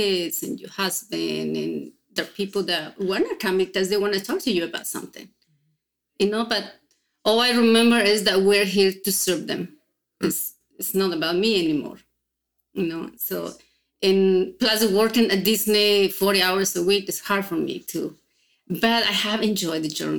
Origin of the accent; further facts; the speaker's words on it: Mexico; now in Orlando, United States; growing up in Mexico, we are so used to and having family over for dinner or celebrations